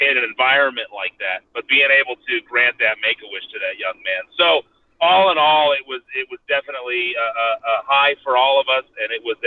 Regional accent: Ohio, United States; now in Colorado, United States; I'm from Ohio

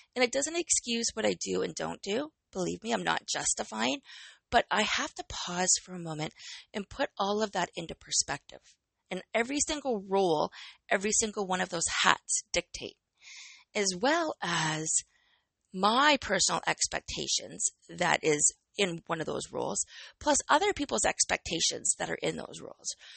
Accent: Canada; I am Canadian

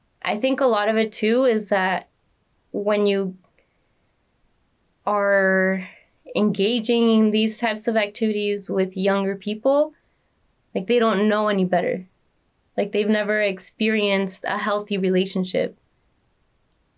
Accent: Los Angeles, California, United States; I grew up in Pacoima

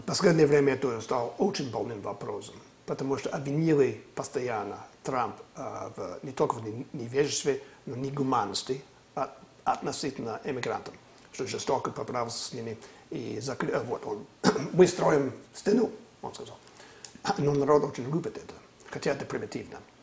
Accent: California, United States; Раньше я жил, э, вырос в Калифорнии

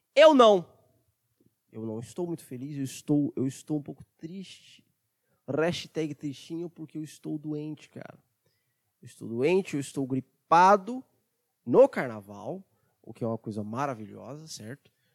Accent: Brazil; Eu sou brasileiro

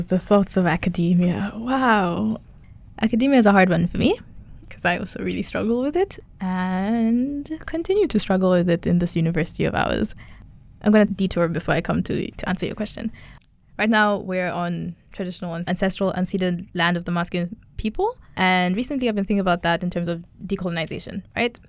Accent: Kenya; I'm Kenyan, I'm East African

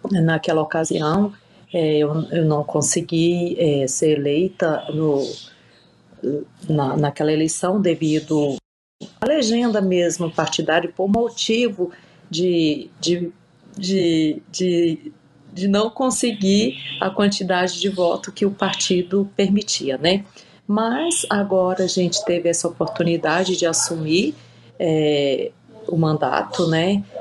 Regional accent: Piauí, Brazil; born there; now in Luziânia, Brazil; Assim, eu não sou natural de Lusiânia, né? Mas já moro aqui em Lusiânia há mais de 30 anos. nasci no Piauí, né? Eu e minha família viemos para cá.

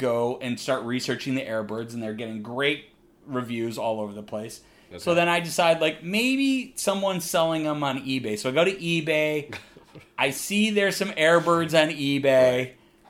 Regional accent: Midwest, United States; I'm from the Midwest, we call them gym shoes.

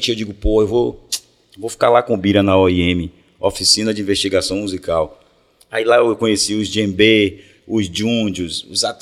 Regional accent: Salvador, Bahia, Brazil; eu sou de Brotas. É Brotas, né, o bairro em cima

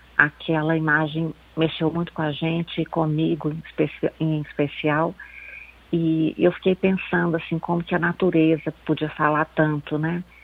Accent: Belo Horizonte, Minas Gerais, Brazil; Eu sou de Belo Horizonte, aqui em Belo Horizonte

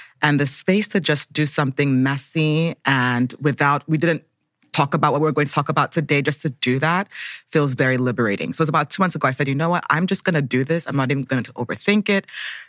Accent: Nigeria; now in Brooklyn, United States; I'm Nigerian-American. I live in Brooklyn, New York, but Abuja, Nigeria is also home.

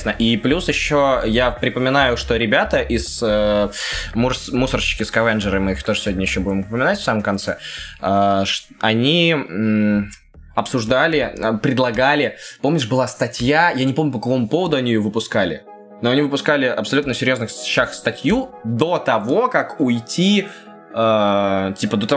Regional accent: Minsk, Belarus; Я сам из Минска, и даже там начал выходить локальный проект.

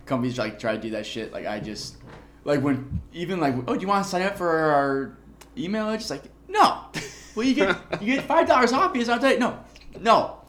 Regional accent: United States; We're American.

